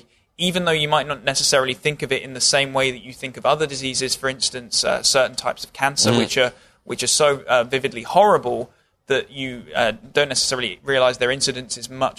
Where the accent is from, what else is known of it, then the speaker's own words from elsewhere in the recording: Bashley, South East England, United Kingdom; my hometown's pitch in my small town in England. It was done against Bashley FC.